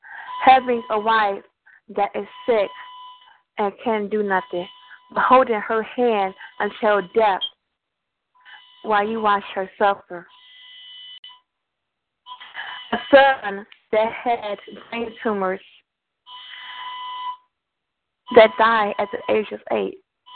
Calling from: Chicago, Illinois, United States; I'm calling from Chicago, Illinois.

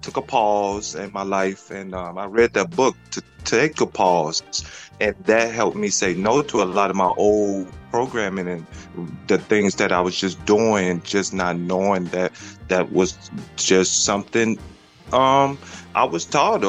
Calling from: Chicago, Illinois, United States; I'm in Chicago.

